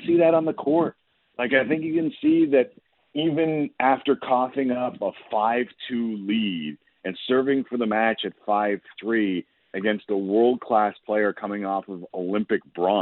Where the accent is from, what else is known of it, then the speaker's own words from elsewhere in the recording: Toronto, Ontario, Canada; growing up in Toronto